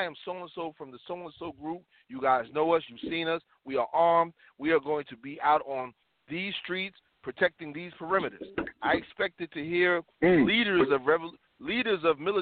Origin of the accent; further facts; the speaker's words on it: New York City, New York, United States; I'm a New Yorker